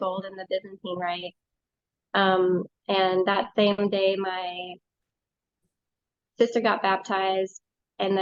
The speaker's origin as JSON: {"language": "English", "region": "California", "country": "United States", "moved": "yes", "lives_now": "Minnesota, United States", "said": "Originally I'm from California, but I now live in Minnesota, central Minnesota"}